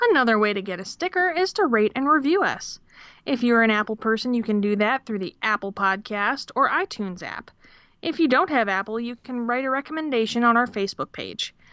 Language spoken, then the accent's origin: English; Australia; from Australia.